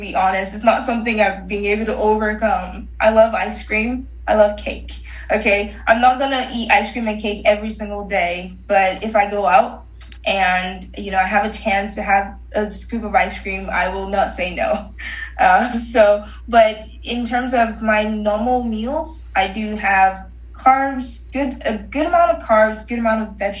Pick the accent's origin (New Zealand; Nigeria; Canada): Nigeria; moved away; I'm originally Nigerian